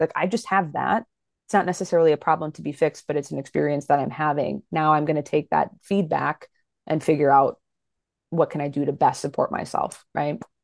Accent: Fargo, North Dakota, United States; now in Minneapolis, United States; I grew up in Fargo, North Dakota. I still live in the Midwest. I'm in Minneapolis, Minnesota now.

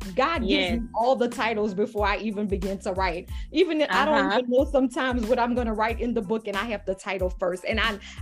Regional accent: Louisiana, United States; I'm from Louisiana

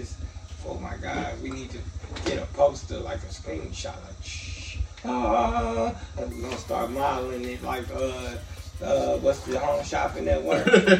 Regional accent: Gary, Indiana, United States; Like I'm from Gary and I don't even go to the gas station at night.

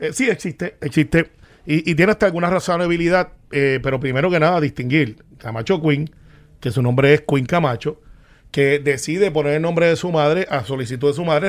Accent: Puerto Rico; como puertorriqueño

